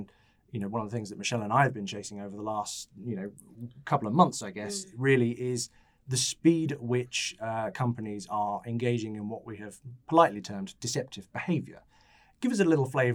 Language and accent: English; Farnham, South East England, United Kingdom; my hometown of Farnham